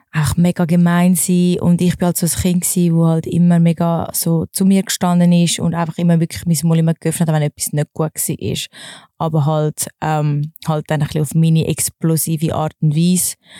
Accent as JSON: {"language": "German", "town": "Wallisellen", "region": "Zurich", "country": "Switzerland", "tie": "born or raised there", "also_born_or_lived": "Dübendorf", "said": "Ich bin in Wallisellen slash Dübendorf aufgewachsen."}